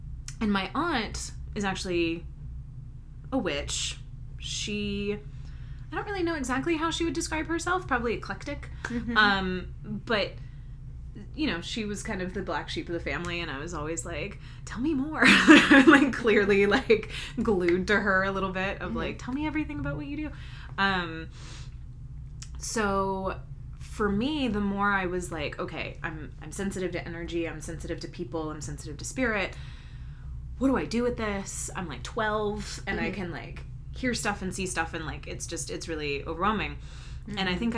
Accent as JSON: {"language": "English", "region": "North Carolina", "country": "United States", "tie": "born or raised there", "lives_now": "Salem, United States", "said": "I am from North Carolina. I grew up in the Piedmont. And then I moved up to Asheville, North Carolina, which is in the Western Carolina Mountains."}